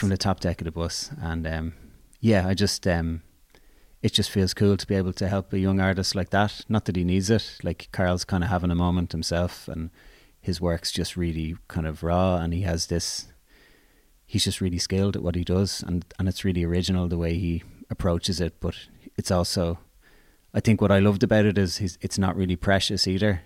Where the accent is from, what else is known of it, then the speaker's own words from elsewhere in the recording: Dublin, Leinster, Ireland; I grew up in Blanchestown